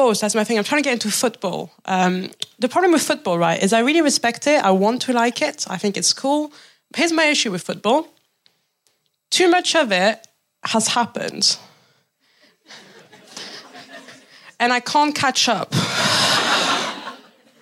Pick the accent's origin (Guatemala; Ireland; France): France; now in England, United Kingdom; I'm from France